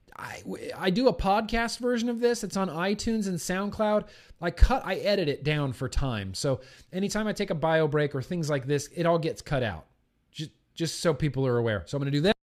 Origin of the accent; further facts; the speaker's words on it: United States; I'm an American